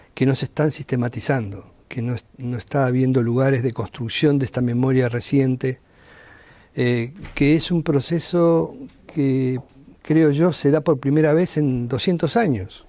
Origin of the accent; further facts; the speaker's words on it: Argentina; moved away as an adult; also born or lived in Sweden / Mexico; en mi país, en América Latina